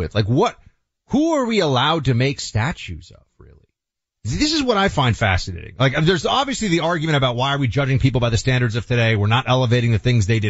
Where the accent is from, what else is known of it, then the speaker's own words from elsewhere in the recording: New York City, New York, United States; moved away as an adult; now in Florida, United States; New York City, which I will always consider my hometown, even though technically, I am a Floridian now